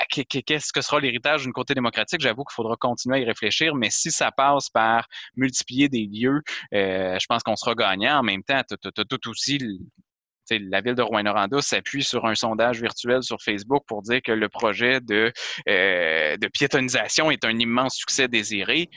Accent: Quebec, Canada; je suis québécois

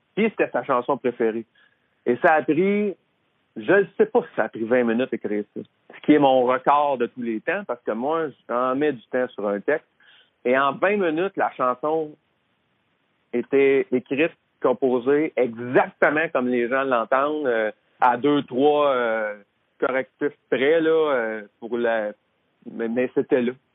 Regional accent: Drummondville, Quebec, Canada; je viens de Drummondville. Fait qu'à Drummondville, il y avait René, il y avait les frères Bessette, la famille Bessette, qui m'ont toujours donné des coups de main quand j'étais là-bas

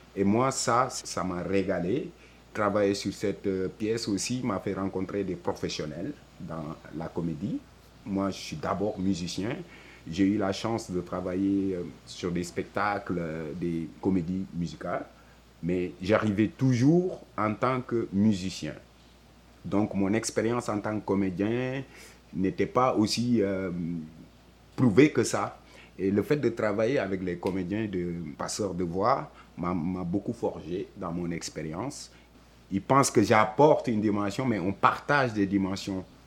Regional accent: Senegal; also born or lived in France; now in Montreal, Canada; Je suis né au Sénégal, j'ai grandi au Sénégal

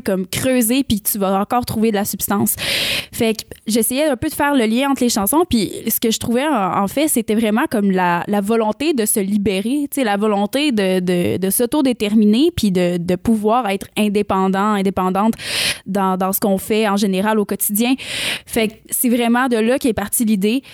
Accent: Rimouski, Quebec, Canada; moved away as an adult; now in Montreal, Canada; je viens de Rimouski, petite histoire, je viens de Rimouski, puis je suis déménagée à Montréal, j'avais 20 ans

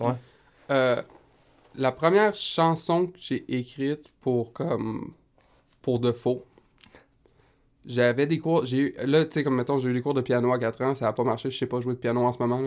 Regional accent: Rimouski, Quebec, Canada; je viens de Rimouski

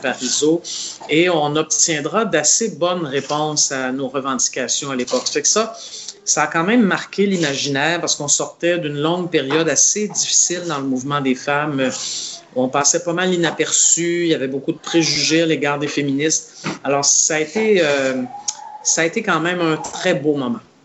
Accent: Montreal, Quebec, Canada; je suis né à Montréal

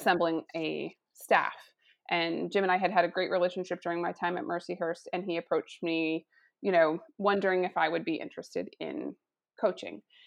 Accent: Saskatchewan, Canada; moved away; also born or lived in Erie, Pennsylvania / Detroit; cultured woman growing up in Saskatchewan

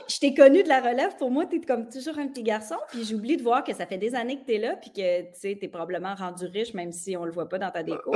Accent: Saint-Octave-de-Métis, Quebec, Canada; also born or lived in Mont-Joli; je suis née à Montjoly parce que là, d'où je viens, tu ne peux pas naître parce que c'est trop petit. Je viens de Saint-Octave de Métis

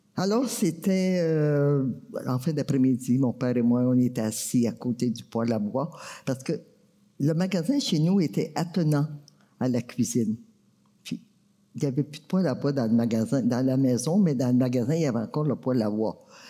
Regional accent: Maniwaki, Quebec, Canada; je viens de Maniwaki

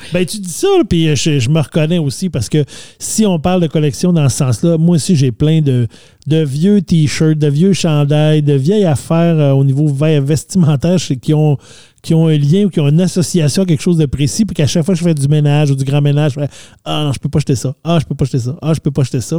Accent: Saguenay, Quebec, Canada; quand on était jeunes, nous au Saguenay

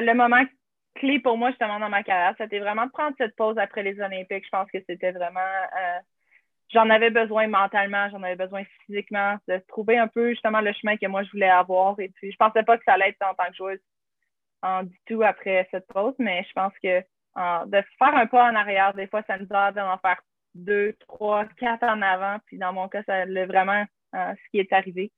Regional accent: Charlevoix, Quebec, Canada; en grandissant, justement, à Charlevoix

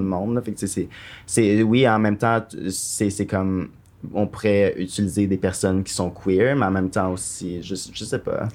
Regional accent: Quebec City, Quebec, Canada; now in Montreal, Canada; je viens de Québec

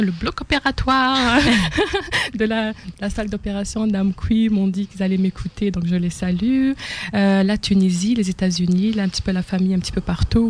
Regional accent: Algiers, Algiers Province, Algeria; moved away as an adult; also born or lived in France / Amqui, Quebec, Canada; now in Quebec, Canada; je suis née à Alger, la capitale de l'Algérie. Et j'ai fait une partie de mes études en Algérie

